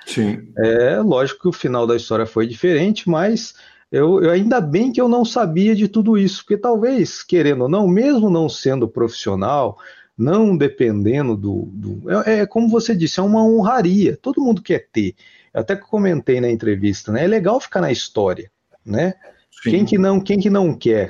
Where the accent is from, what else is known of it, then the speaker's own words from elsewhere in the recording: Ourinhos, São Paulo, Brazil; moved away as an adult; now in Londrina, Brazil; eu sou do interior de São Paulo, sou de Ourinhos, né? Interior de São Paulo. Vim para Londrina já faz aí, já fazem 13 anos